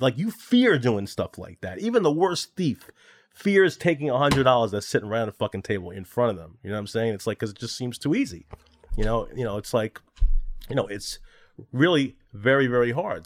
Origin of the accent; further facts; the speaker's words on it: New York City, New York, United States; also born or lived in Long Island; now in Manhattan, United States; I was born in Flushing, Queens, and now I live here in Manhattan.